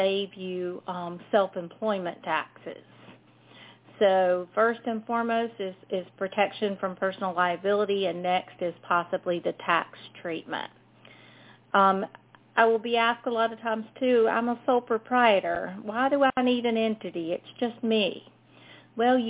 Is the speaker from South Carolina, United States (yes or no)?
yes; South Carolina, United States; if y'all couldn't tell from my accent, I'm from South Carolina